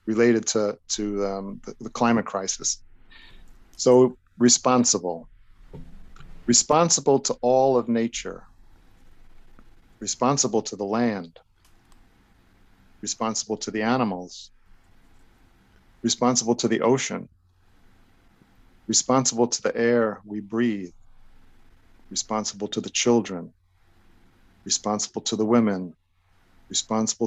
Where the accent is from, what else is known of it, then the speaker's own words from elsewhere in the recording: New York City, New York, United States; also born or lived in East Rockaway, New York; I grew up Italian in Brooklyn and East Rockaway